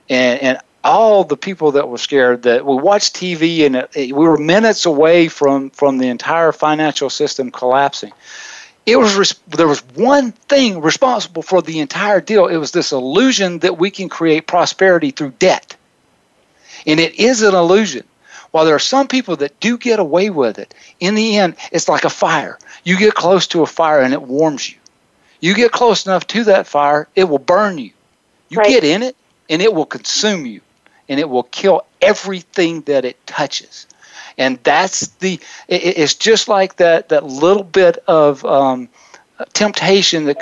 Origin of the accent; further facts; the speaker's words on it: South Carolina, United States; now in Wichita, United States; in a small town in South Carolina, my hometown